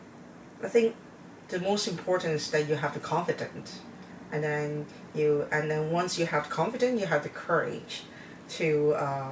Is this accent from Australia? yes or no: no; Taiwan; moved away; I was born in Taiwan, and my grandparents live in the village. So whenever we have holidays, we always went back to the village